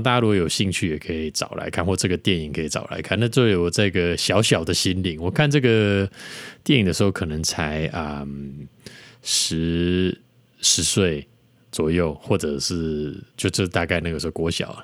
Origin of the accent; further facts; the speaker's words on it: Yingge, New Taipei, Taiwan; 我是住在台湾的一个 一个，这小，从小在一个莺歌小镇，啊，乡下长大的小孩